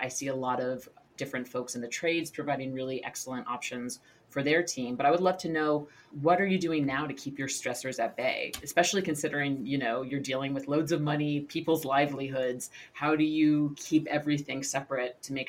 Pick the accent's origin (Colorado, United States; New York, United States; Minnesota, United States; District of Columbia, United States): New York, United States; New York City; now in Los Angeles, United States; I'm born and raised in New York City, live in Los Angeles